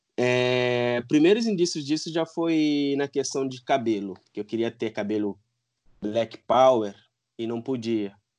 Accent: Guinea-Bissau; moved away as an adult; now in Brazil; eu sou de Guiné-Bissau, eu nasci lá, né? Os meus pais são de lá. É, eu vim para o Brasil em 2008. Eu vim para fazer faculdade

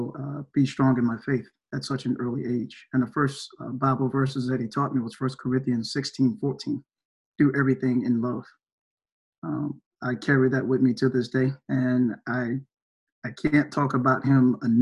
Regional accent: Greenville, South Carolina, United States; I'm originally from Greenville, South Carolina

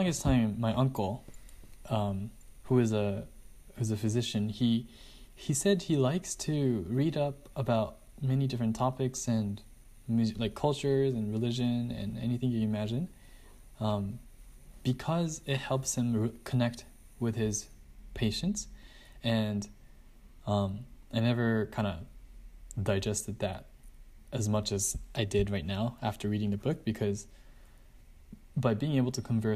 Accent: Japan; I'm from Japan.

